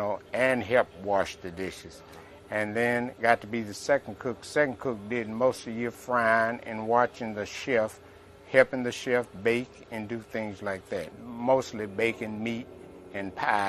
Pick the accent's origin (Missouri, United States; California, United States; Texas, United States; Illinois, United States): Texas, United States; Gilmer; moved away as an adult; also born or lived in Dallas, Texas / Paris, Texas; I was born in Dallas, Texas, January the 13th, 1924. And my mother had four girls and a boy. She sent us to a place called an orphanage home in Gilmer, Texas. And this was an all-black orphanage home.